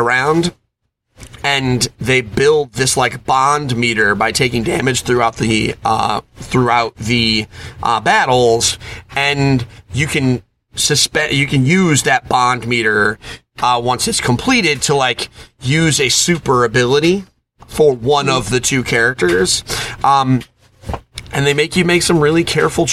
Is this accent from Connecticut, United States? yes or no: yes; Connecticut, United States; I picked the Boston Bruins because I'm from Connecticut